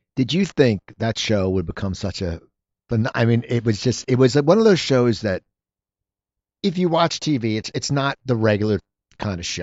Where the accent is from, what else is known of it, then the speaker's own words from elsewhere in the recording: near Philadelphia, Pennsylvania, United States; now in Los Angeles, United States; I grew up near Philadelphia